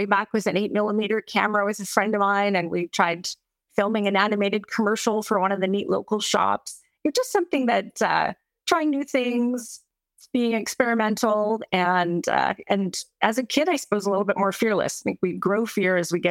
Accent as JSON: {"language": "English", "town": "Calgary", "region": "Alberta", "country": "Canada", "moved": "yes", "said": "being Canadian"}